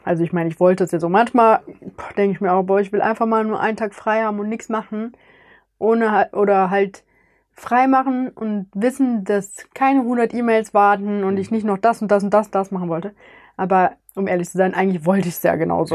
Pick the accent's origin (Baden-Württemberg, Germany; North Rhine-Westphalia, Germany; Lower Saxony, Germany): North Rhine-Westphalia, Germany; near Cologne; ich komme aus Oberrad in der Nähe von Köln